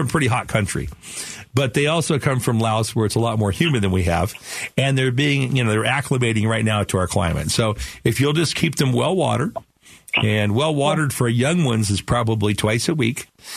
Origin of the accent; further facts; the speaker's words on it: Phoenix, Arizona, United States; I'm from Phoenix, but, you know, right here in Sunny Slope